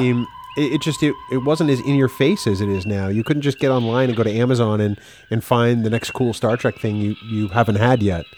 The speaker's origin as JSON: {"language": "English", "town": "Manchester", "region": "New Hampshire", "country": "United States", "tie": "born or raised there", "said": "growing up in Manchester, New Hampshire"}